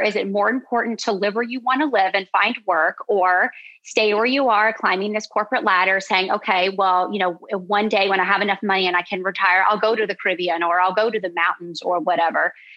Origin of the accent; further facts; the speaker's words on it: Charlotte, North Carolina, United States; moved away as an adult; also born or lived in Virgin Islands; I'm from Charlotte, North Carolina